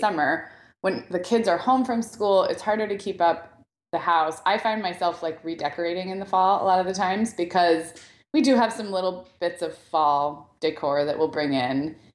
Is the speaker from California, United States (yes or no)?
yes; Santa Barbara, California, United States; I grew up in Santa Barbara